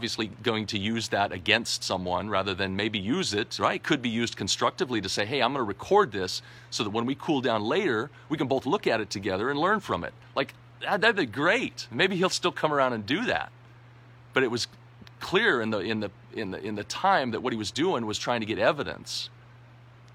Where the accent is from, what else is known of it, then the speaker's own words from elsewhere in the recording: United States; moved away as an adult; Being an American in a foreign land, a foreign country for the last 11 years